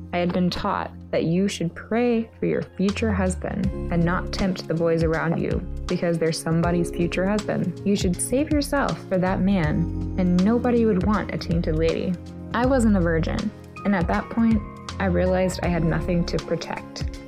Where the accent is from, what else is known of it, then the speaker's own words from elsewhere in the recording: Atlanta, Georgia, United States; I'm from Atlanta, Georgia.